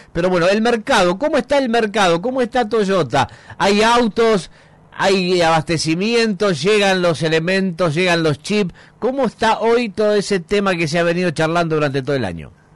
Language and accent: Spanish; Argentina; nos cuesta mucho a los argentinos